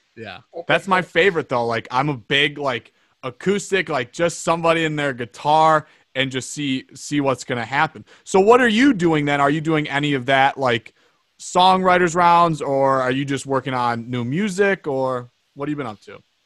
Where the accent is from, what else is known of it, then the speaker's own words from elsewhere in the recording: Plymouth, Michigan, United States; also born or lived in Johnstown, Colorado; I'm from Michigan